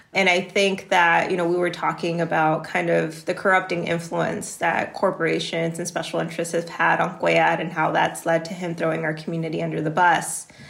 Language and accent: English; Laredo, Texas, United States; I was born and raised here in Laredo, Texas